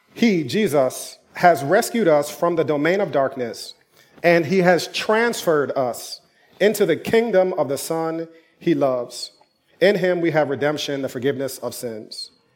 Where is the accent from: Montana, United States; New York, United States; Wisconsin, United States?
New York, United States; New York City; also born or lived in Durham, North Carolina; I'm from New York